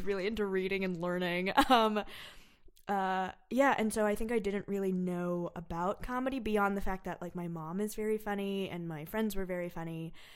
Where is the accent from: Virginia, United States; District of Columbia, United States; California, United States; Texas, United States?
California, United States; suburb of San Francisco; moved away; I'm from a suburb of San Francisco.